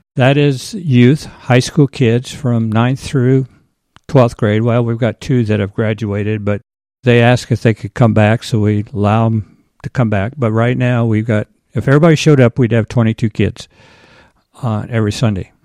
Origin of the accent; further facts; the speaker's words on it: Conrad, Iowa, United States; I'm from Conrad